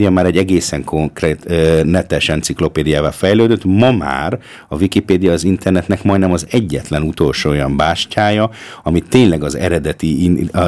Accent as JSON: {"language": "Hungarian", "country": "Austria", "tie": "born or raised there", "said": "Tehát az, amiben mi fölnőttünk, tehát most jelenlegi osztrák, vagy ausztriai magyar, vagy felső ausztriai, vagy magyar közösségnek a túlnyomó többség az úgy nőtt föl"}